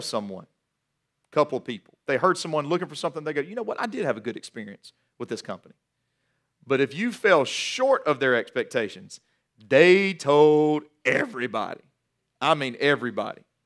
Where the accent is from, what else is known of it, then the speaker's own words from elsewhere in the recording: Guilford County, North Carolina, United States; also born or lived in Johnson City, Tennessee; I was born in Johnson City, Tennessee, raised mainly in Guilford County